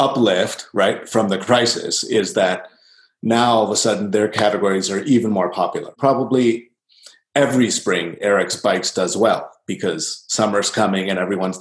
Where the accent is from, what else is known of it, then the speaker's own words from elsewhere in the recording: Chicago, Illinois, United States; I grew up in Chicago.